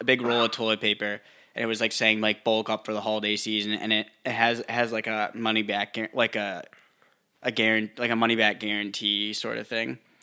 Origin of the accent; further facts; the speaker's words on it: Northeast, United States; moved away; we grew up like, we grew up in the Northeast